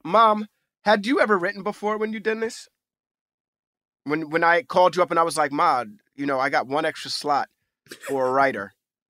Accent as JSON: {"language": "English", "town": "New York City", "region": "New York", "country": "United States", "tie": "born or raised there", "said": "as a young African-American male growing up in New York City, the amount of my own history that I know is very little"}